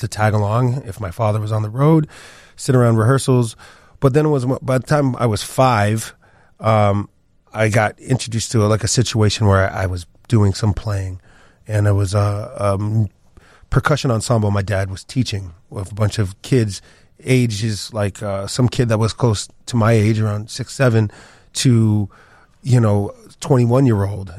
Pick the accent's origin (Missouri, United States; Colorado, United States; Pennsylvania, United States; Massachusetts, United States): Massachusetts, United States; the Pioneer Valley, Western; also born or lived in Paris, France / Chicago; I grew up in Western Massachusetts, the Pioneer Valley